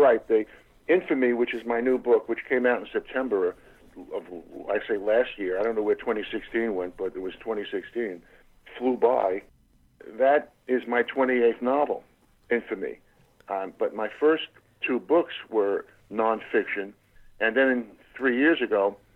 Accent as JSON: {"language": "English", "town": "New York City", "region": "New York", "country": "United States", "tie": "born or raised there", "also_born_or_lived": "Berkeley, California", "moved": "as an adult", "lives_now": "Southern California, United States", "said": "grew up in Brooklyn"}